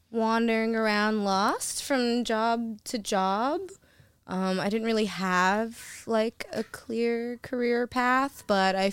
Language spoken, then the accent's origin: English; Louisiana, United States; now in Los Angeles, United States; I am originally from Louisiana, but I've been in Los Angeles now for over a decade.